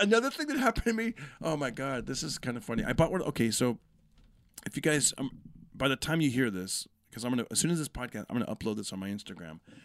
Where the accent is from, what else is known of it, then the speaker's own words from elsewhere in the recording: Fresno, California, United States; also born or lived in Bay Area, California; I grew up in Fresno, moved out when, you know, when I was twenty, moved to the Bay Area